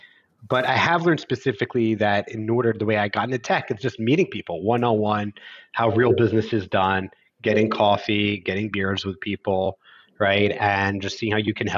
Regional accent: Philadelphia, Pennsylvania, United States; I grew up in Philadelphia in the United States

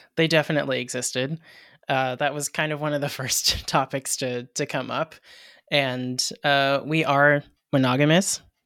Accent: Hawaii, United States; I'm Hawaiian myself

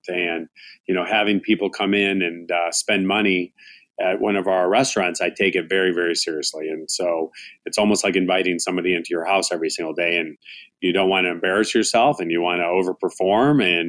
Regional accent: United States; also born or lived in Chicago, Illinois / Tucson, Arizona; now in Phoenix, United States; my parents had some restaurants while I was growing up in Chicago and then in Tucson.

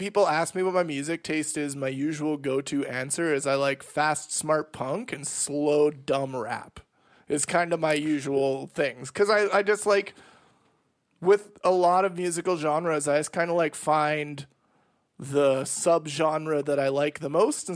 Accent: Canada; my hometown was 8 hours away from Winnipeg

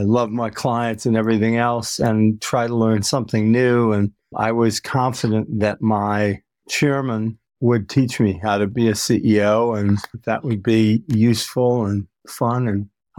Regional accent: New York, United States; also born or lived in Massachusetts / Michigan / Illinois; I grew up in the Midwest and the East Coast of the United States, born in Massachusetts, raised in upstate New York, outside of Detroit, outside of Chicago, outside of New York City

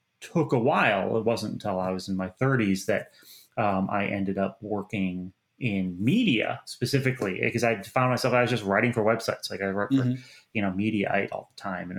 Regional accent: Rochester, New York, United States; now in New York, United States; I'm from the snowbound, from Rochester, New York

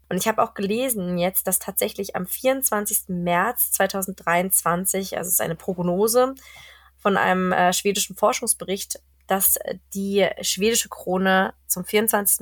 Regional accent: Germany; now in Sweden; als Deutscher

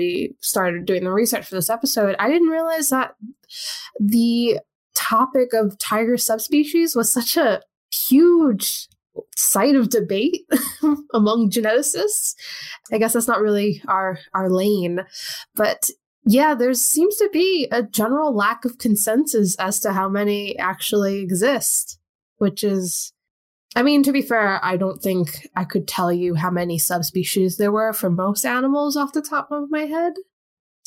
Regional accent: New York, United States; I'm a New Yorker

